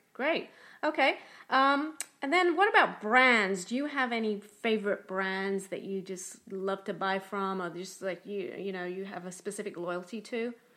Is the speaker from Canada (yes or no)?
no; London, United Kingdom; moved away as an adult; now in Tampa, United States; I'm from London, England, but have been living and working in Tampa, Florida for about twenty-three years.